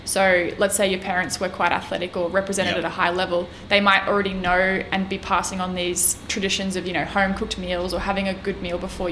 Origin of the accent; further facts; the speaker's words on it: regional Queensland, Australia; also born or lived in Brisbane; I grew up regionally in Queensland in a really small town